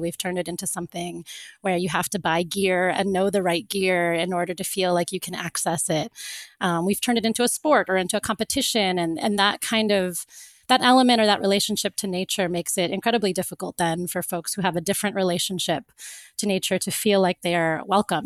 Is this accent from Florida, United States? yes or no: yes; Florida, United States; moved away; also born or lived in Cape Town; when I grew up, I grew up in Florida